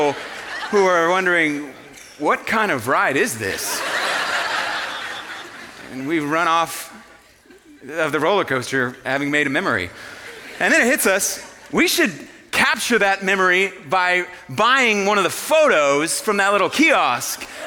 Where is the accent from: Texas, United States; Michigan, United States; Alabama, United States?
Texas, United States; Houston; I grew up in Houston, Texas